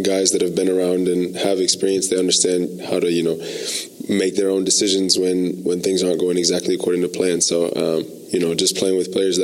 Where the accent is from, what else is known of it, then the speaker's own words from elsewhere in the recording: Benton Harbor, Michigan, United States; Southwest Michigan, Benton Harbor.